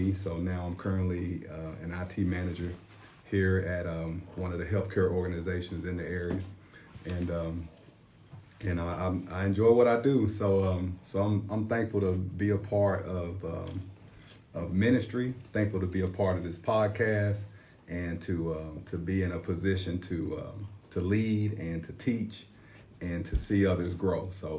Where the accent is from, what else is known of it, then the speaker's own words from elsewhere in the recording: Memphis, Tennessee, United States; moved away as an adult; now in Johnson City, United States; I'm originally from Memphis.